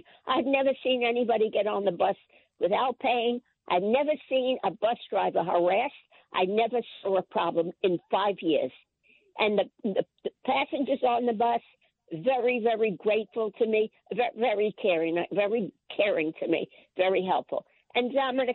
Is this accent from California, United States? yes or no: no; New York City, New York, United States; I was born in New York City, in Brooklyn, I was taking the subway when I was 12 years old.